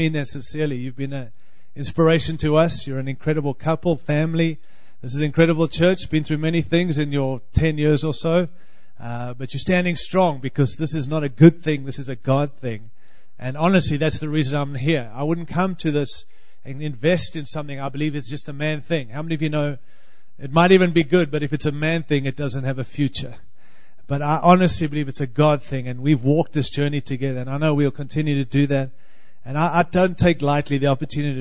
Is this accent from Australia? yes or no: yes; Australia; moved away as an adult; also born or lived in Africa; now in Denver, United States; I was born in Africa, raised in Australia, and I am living in this great land